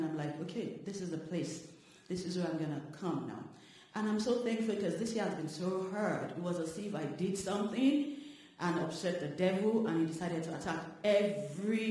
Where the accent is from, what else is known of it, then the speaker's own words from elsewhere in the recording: Nigeria; moved away; I'm from Nigeria